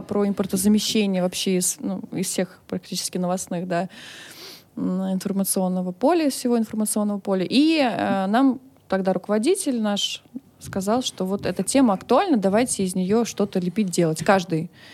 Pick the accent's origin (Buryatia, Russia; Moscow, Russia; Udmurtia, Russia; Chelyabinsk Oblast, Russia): Moscow, Russia; Я родилась в Москве, э, училась в хороших э, учреждениях